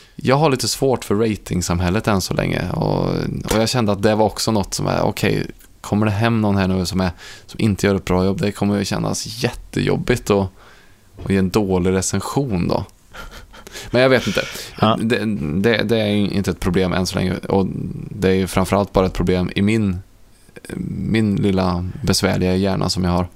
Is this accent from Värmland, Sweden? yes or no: yes; Ransäter, Värmland, Sweden; moved away; när jag är eh, hemma i Ransäter på midsommar